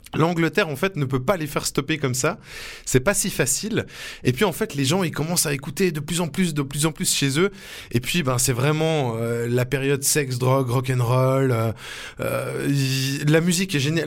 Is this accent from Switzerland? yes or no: yes; Switzerland; chez nous en Suisse